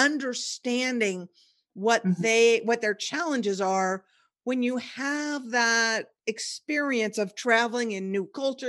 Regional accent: Olympia, Washington, United States; I was born and raised in Olympia, Washington, where it's about as white bread as you can get.

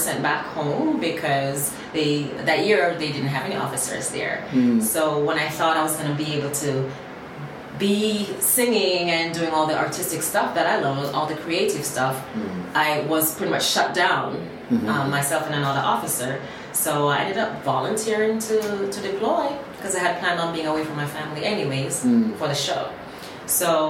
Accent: Jamaica; moved away; also born or lived in Miami, United States; I was a little girl growing up in Jamaica.

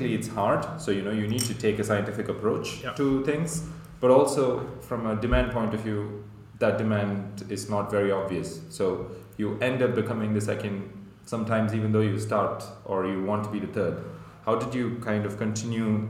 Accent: India; I come from India

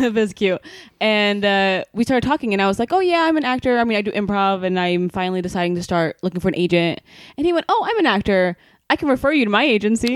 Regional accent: Sweden; moved away as an adult; now in Los Angeles, United States; I'm from Sweden, right? I came here from Sweden eight years ago.

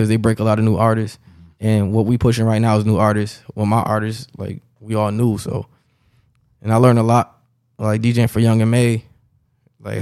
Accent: Rochester, New York, United States; I'm from Rochester, New York, upstate New York

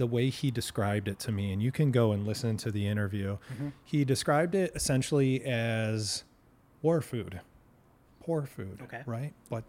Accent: Canton/Plymouth, Michigan, United States; I did grow up in the area.

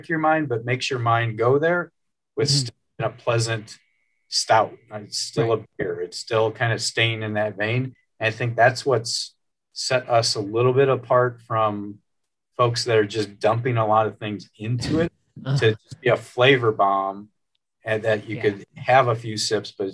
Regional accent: outside of Chicago, Illinois, United States; now in Fort Wayne, United States; I grew up outside of Chicago kind of area

